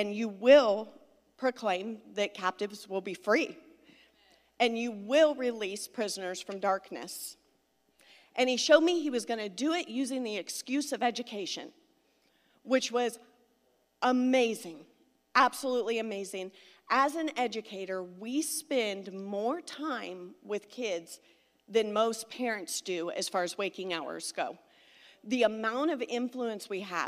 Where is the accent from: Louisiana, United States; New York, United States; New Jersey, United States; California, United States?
California, United States; Southern; moved away; also born or lived in Springfield, Missouri; I'm from Southern California